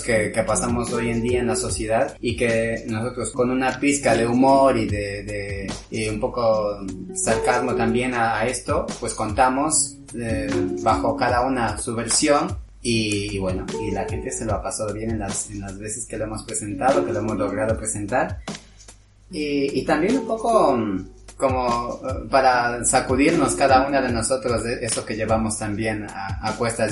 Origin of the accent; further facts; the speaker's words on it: Quito, Pichincha, Ecuador; moved away as an adult; now in Madrid, Spain; Soy de Ecuador, de Quito, de la capital.